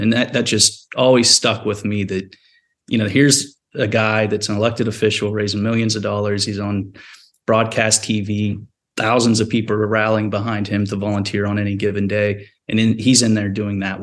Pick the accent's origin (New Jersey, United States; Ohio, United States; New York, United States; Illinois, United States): Ohio, United States; small coal town in Eastern; I went to work in politics for my hometown congressman